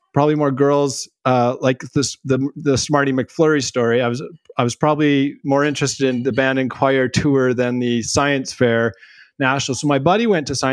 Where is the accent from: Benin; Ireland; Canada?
Canada; Smithers, British Columbia; I grew up in Smithers, BC